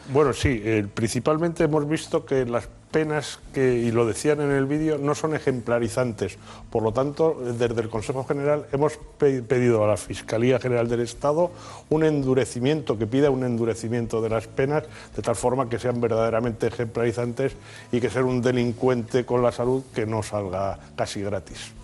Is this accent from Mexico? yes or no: no; Spain; los españoles somos